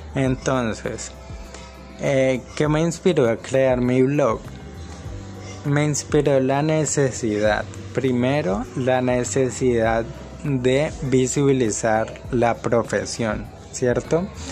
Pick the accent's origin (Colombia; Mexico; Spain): Colombia; Cali, Valle del Cauca; soy de Cali, Colombia.